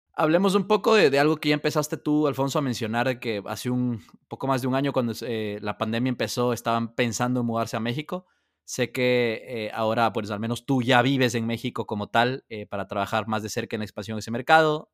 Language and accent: Spanish; Ecuador; siendo ecuatoriano